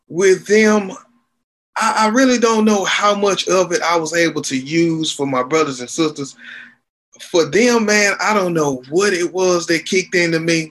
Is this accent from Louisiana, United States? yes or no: yes; Shreveport, Louisiana, United States; moved away as an adult; now in Houston, United States; Shreveport, Louisiana is my hometown. I am currently living in Houston, Texas. I've been here since 2003.